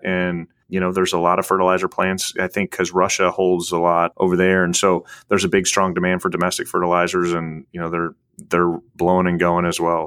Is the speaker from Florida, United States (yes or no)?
no; Illinois, United States; moved away; I'm from Illinois originally. I was born and raised, so I'm a Midwest kid.